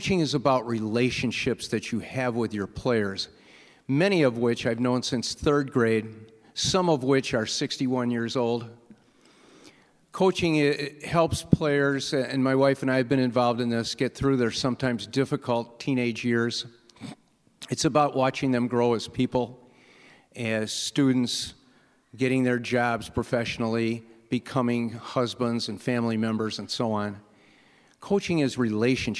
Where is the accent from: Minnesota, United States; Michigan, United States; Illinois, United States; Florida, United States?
Illinois, United States; Park Ridge; I grew up in Park Ridge